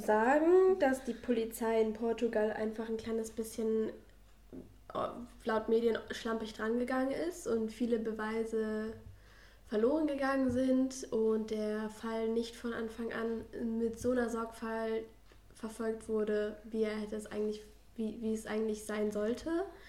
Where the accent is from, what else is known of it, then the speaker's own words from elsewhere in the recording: Ruhr area, North Rhine-Westphalia, Germany; ich komme aus dem Ruhrgebiet